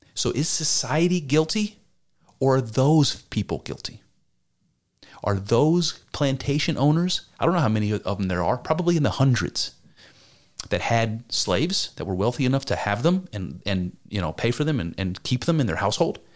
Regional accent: United States; I'm an American. I'm a white dude.

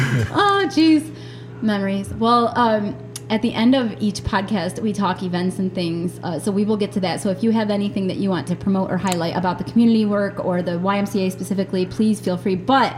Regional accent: New York, United States; I went when I was a real little kid, and I lived in New York State. I was born in the Niagara Falls area, but when I was, let me see, we moved a lot. When I was living in Jamestown, I believe, I went to the Y.

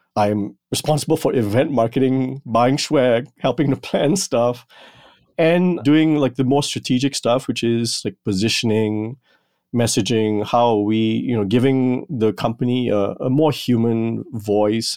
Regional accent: Malaysia; moved away; growing up in Malaysia

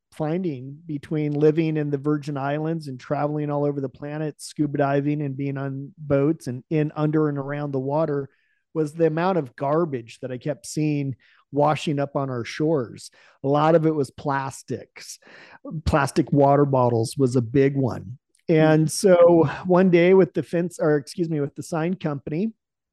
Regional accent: Salem, Oregon, United States; I was born in Salem, Oregon

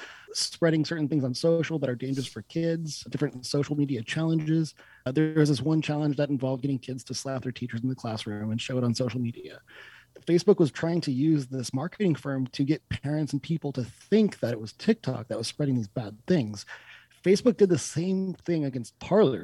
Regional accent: United States; as an American

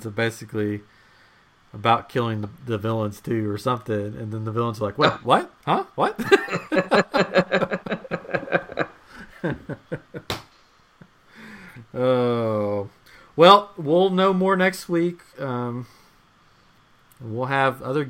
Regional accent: Tennessee, United States; we're from Tennessee

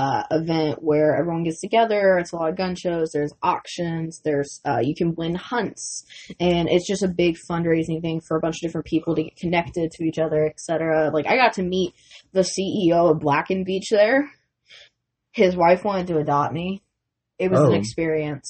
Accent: Canada; I am Canadian

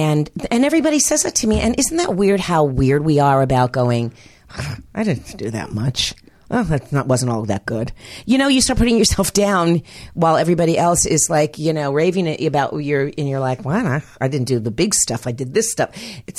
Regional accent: Miami, Florida, United States; moved away; Miami, Florida.

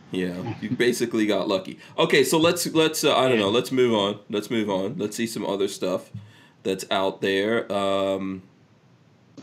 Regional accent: Nigeria; moved away; One of my friends I grew up with in Nigeria

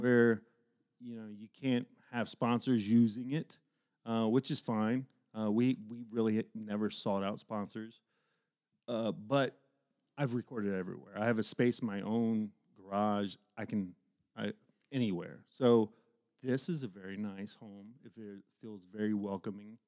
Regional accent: Dayton, Ohio, United States; when I was growing up in East Dayton, I grew up a huge music fan

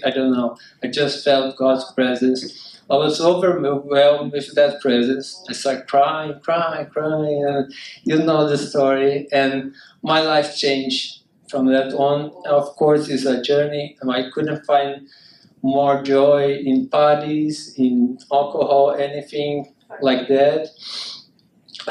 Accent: Brazil; I'm from Brazil.

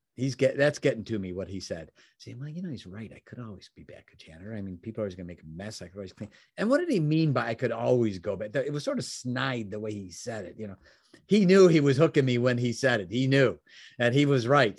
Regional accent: Chicago, Illinois, United States; also born or lived in Oak Brook, Illinois; I was from Chicagoland area

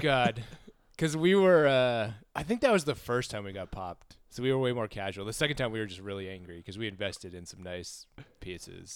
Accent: Southern California, United States; growing up in Southern California

